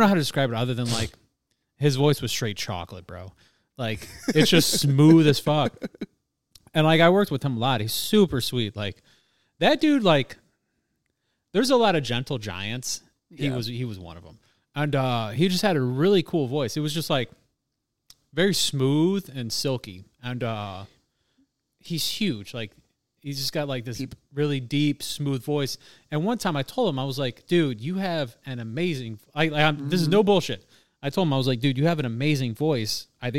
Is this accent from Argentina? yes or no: no; Pakistan; Like, when I hear, like, a Pakistani accent, I'm just like, I am a Pakistani.